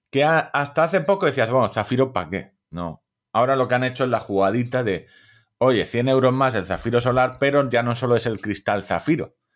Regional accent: Móstoles, Community of Madrid, Spain; como se nota que soy de Móstoles

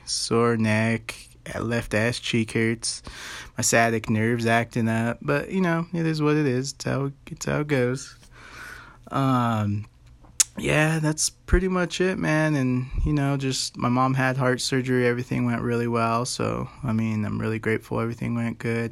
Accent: United States

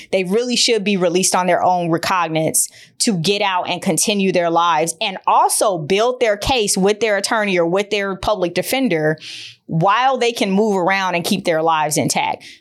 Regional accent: Detroit, Michigan, United States; I'm from Detroit

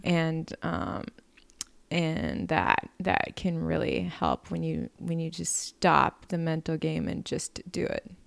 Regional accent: Wisconsin, United States; moved away; growing up country poverty in Wisconsin

